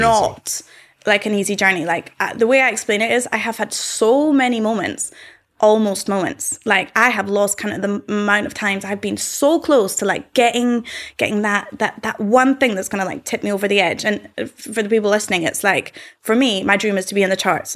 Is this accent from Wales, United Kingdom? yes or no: no; Scotland, United Kingdom